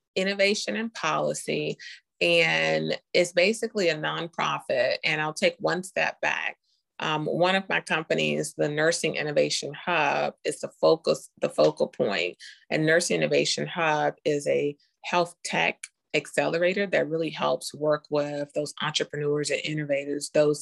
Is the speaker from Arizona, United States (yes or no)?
no; Charlotte, North Carolina, United States; also born or lived in Costa Rica; I'm from Charlotte too. Went to all the elementary school. Graduated from West Charlotte High School.